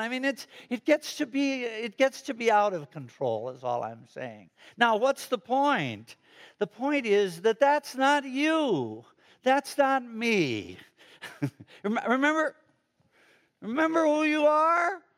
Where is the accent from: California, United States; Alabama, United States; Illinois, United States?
Illinois, United States; Chicago; moved away as an adult; now in Fishers, United States; I'm from Chicago, the city of Broad Shoulders